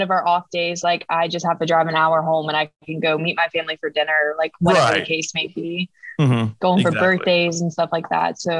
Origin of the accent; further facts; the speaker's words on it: Locust Grove, Georgia, United States; moved away as an adult; now in Atlanta, United States; I'm from Locust Grove, Georgia. I'm currently a junior here at Georgia State